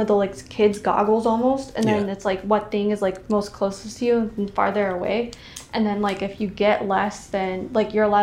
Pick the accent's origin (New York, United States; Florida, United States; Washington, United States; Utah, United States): Florida, United States; Orlando; I'm from Orlando. I grew up in Orlando and went to UCF.